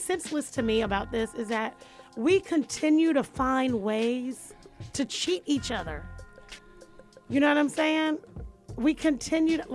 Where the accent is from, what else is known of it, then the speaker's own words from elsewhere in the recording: Jacksonville, Florida, United States; I'm proudly from Jacksonville, Florida. Duval.